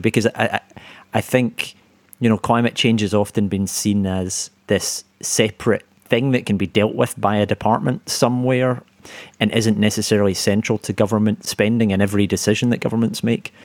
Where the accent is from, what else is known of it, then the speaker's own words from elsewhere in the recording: Scotland, United Kingdom; now in London, United Kingdom; a fellow Scot